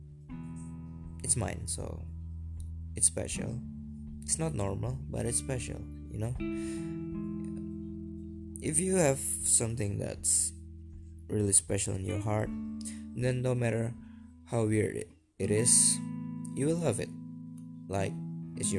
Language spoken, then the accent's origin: English; Surabaya, East Java, Indonesia; English is a second language; I'm from a city called Surabaya